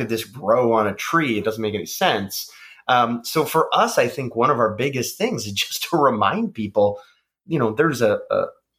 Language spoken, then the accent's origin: English; Canada; And I think, again, we are Canadian and we are, as much as we want people to support us as a small local company